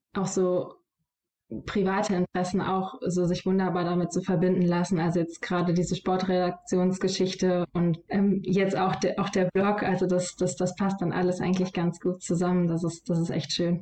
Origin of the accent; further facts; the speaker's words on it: Solingen, North Rhine-Westphalia, Germany; in meiner Heimatstadt die Lokalzeitung